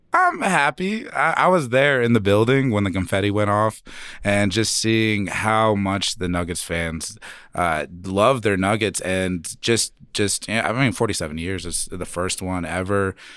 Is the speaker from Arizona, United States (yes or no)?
yes; Phoenix, Arizona, United States; now in Denver, United States; I grew up in Phoenix, and coming here to Denver